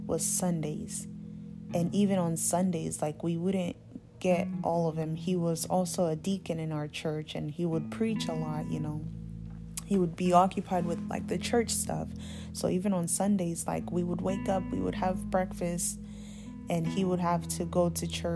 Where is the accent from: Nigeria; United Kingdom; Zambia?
Zambia; moved away; also born or lived in Alaska; We grew up in Zambia. That's where I was born.